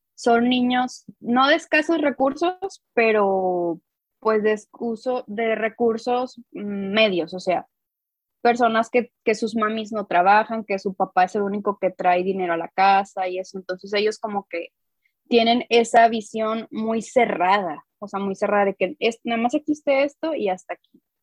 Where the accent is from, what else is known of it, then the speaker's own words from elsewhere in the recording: Coahuila, Mexico; soy de Coahuila, o sea, soy del norte de México